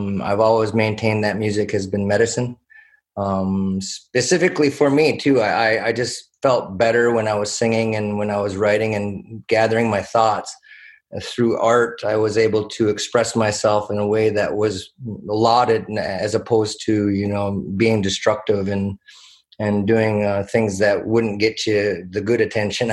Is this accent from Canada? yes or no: yes; Six Nations of the Grand River, Ontario, Canada; I'm from Six Nations of the Grand River.